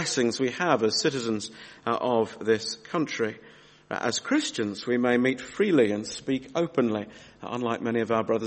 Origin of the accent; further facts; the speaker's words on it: Australia; moved away; When I was 8 years old, my daughter Mary's age now, and I was growing up in Australia